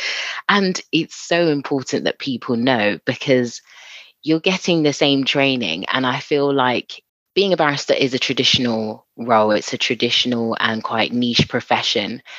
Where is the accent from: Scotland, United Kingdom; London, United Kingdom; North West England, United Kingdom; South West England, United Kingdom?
London, United Kingdom; I'm from Southeast London.